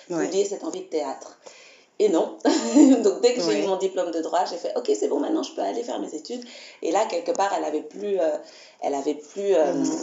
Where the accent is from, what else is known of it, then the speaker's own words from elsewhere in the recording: Belgium; je suis belge, donc je suis née ici